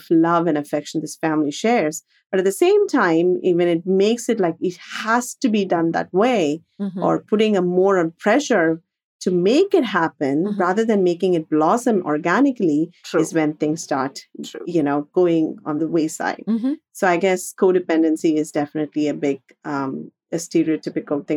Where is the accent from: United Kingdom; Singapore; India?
India; moved away as an adult; growing up in India